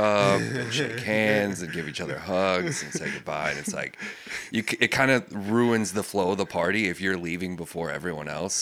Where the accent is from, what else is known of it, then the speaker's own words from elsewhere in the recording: Manson, Iowa, United States; moved away; I grew up in Manson